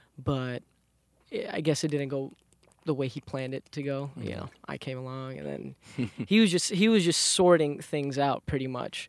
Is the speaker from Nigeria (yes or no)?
no; Queens, New York, United States; So, I come from a Bengali ethnic background. I was born and raised in Southside Jamaica, Queens.